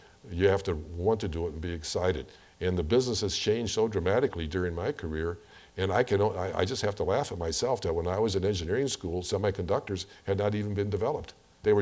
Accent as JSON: {"language": "English", "town": "St. Louis", "region": "Missouri", "country": "United States", "tie": "born or raised there", "said": "when I grew up in St. Louis"}